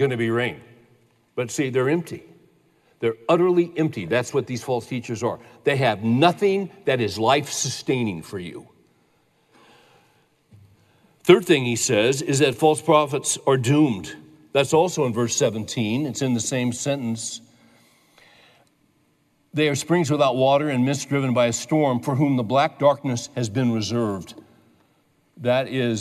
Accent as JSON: {"language": "English", "region": "California", "country": "United States", "tie": "born or raised there", "said": "I was raised in California"}